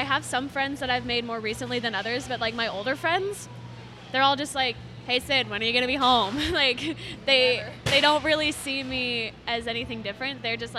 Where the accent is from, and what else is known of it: Arizona, United States